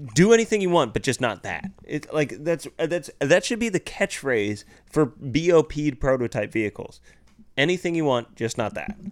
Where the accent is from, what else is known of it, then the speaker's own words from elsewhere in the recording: United States; being American